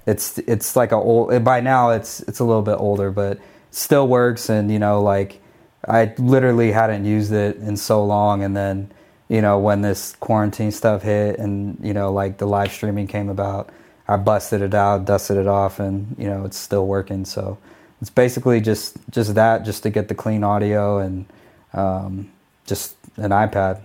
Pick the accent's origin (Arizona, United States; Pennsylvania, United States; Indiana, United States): Arizona, United States; Phoenix; I used to D J every day on the radio in my hometown of Phoenix, Arizona